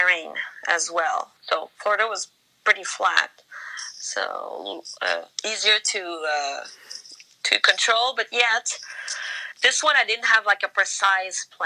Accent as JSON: {"language": "English", "country": "Canada", "said": "I'm Canadian. There's cold in winter here, too."}